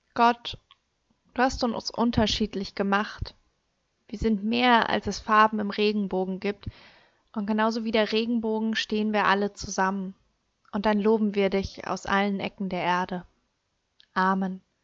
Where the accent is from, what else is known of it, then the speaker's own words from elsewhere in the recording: Germany; bei uns in Deutschland